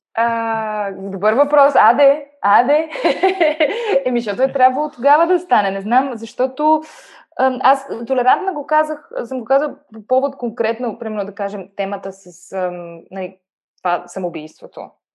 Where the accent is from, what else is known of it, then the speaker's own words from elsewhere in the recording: Bulgaria; moved away as an adult; now in Germany; съм се родила в България